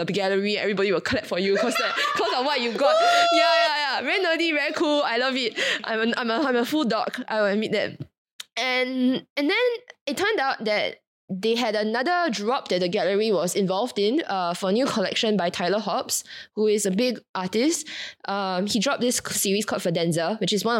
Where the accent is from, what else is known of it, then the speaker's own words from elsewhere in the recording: Singapore; I came from Singapore